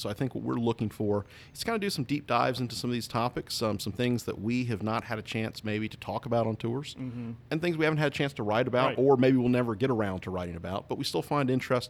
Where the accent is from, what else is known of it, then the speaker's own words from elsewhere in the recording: Newport, North Carolina, United States; moved away as an adult; now in Gettysburg, United States; in my hometown of Newport, North Carolina, in eastern North Carolina, where I was born and raised. And I've lived in Gettysburg for, well, in August it'll be 11 years.